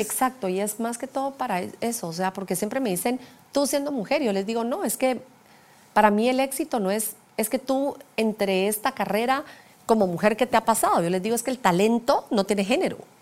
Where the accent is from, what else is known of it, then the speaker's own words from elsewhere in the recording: Guatemala; soy guatemalteca